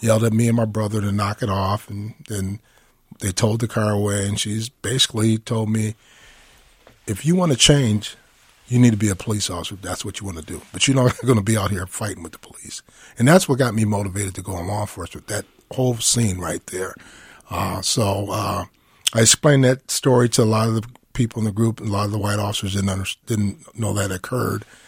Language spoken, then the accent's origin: English; Minneapolis, Minnesota, United States; I grew up in North Minneapolis